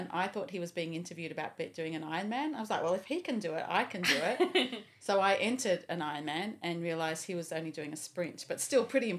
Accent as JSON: {"language": "English", "town": "Sydney", "region": "New South Wales", "country": "Australia", "tie": "born or raised there", "also_born_or_lived": "Gold Coast, Queensland", "moved": "as an adult", "said": "I grew up in Sydney."}